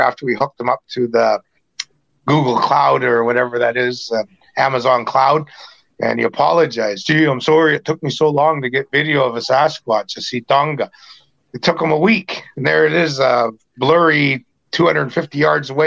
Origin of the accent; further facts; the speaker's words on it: British Columbia, Canada; in British Columbia, us Indians